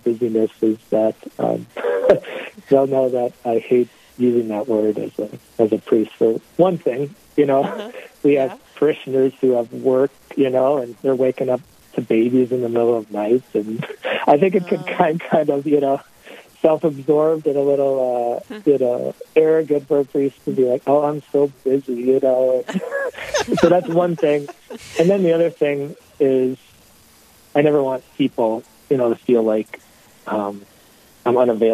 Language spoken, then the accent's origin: English; Duluth, Minnesota, United States; I grew up in Duluth, went to Holy Rosary School